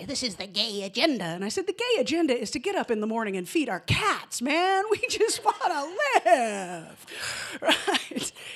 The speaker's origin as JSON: {"language": "English", "town": "Santa Monica", "region": "California", "country": "United States", "tie": "born or raised there", "also_born_or_lived": "Atlanta, Georgia", "moved": "as an adult", "said": "I moved to Atlanta from my hometown in Santa Monica, which is just outside of Los Angeles in California."}